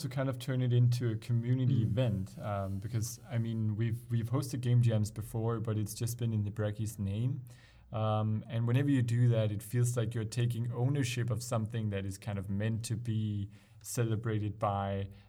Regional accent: Denmark; we're from Denmark, Danish

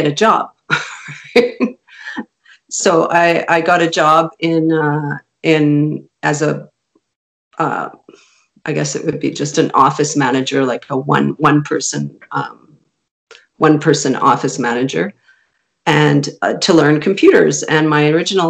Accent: Canada; first language Hungarian; English is a second language; My first language was Hungarian. And my parents were both landed immigrants in Canada, and they raised me in a very European Hungarian household

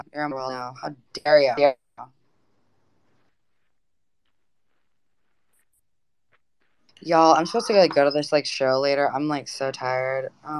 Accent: the South, United States; Well, I'm originally from the South. From the East Coast, you know.

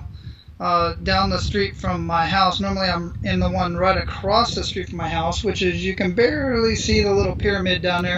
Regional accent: Phoenix, Arizona, United States; Born and raised in Phoenix, Arizona

